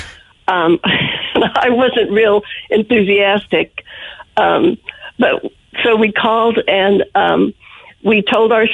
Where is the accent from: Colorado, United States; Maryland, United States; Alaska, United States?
Colorado, United States; We're both from Colorado